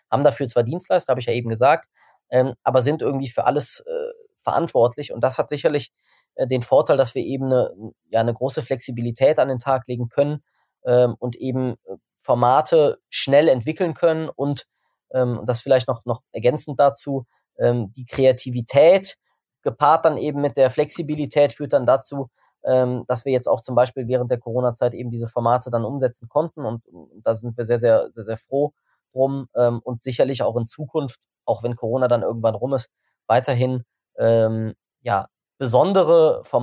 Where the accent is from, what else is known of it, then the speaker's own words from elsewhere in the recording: Bonn, North Rhine-Westphalia, Germany; Ich meine, ich, ich komme aus Bonn, das ganze Team kommt aus Bonn.